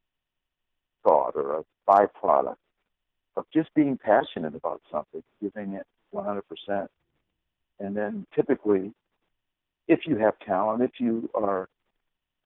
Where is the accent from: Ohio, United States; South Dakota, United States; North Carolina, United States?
Ohio, United States; Cleveland; also born or lived in Chardon, Ohio; on December 24th, 1956 in Cleveland, Ohio